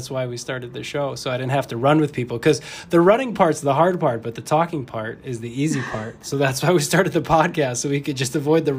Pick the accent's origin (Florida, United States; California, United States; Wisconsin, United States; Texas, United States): Wisconsin, United States; Fond du Lac; I'm from Fond du Lac, so like an hour north of here.